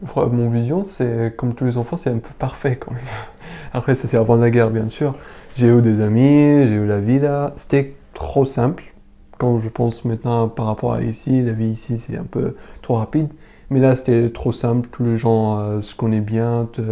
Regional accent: Damascus, Damascus Governorate, Syria; French is a second language; moved away as an adult; also born or lived in Homs; now in France; je viens originalement de Syrie, de Damas

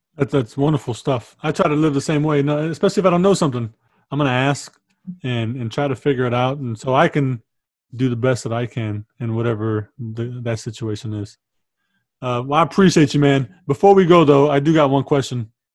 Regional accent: San Antonio, Texas, United States; We grew up on the South, and so uh, on the South side of town

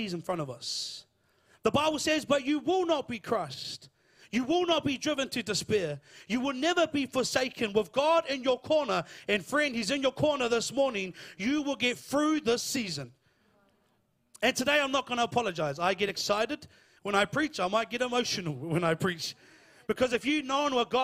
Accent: Lower Hutt, Wellington, New Zealand; I'm from Lower Hutt

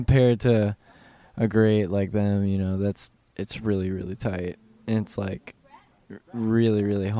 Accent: Frederick, Maryland, United States; moved away; I grew up in Frederick, so it's really nice to like return back to like my hometown

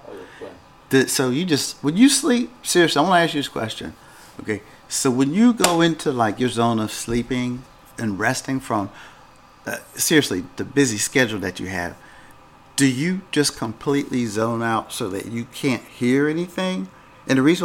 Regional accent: Pennsylvania, United States; I grew up in Pennsylvania

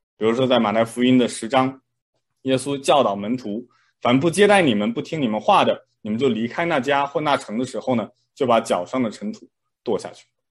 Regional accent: China; moved away; 我小时候在国内的时候呢

